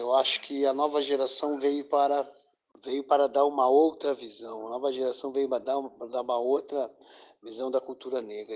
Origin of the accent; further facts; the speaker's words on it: Pelotas, Rio Grande do Sul, Brazil; eu sou de Pelotas, que eu sou do Estado Grande do Sul.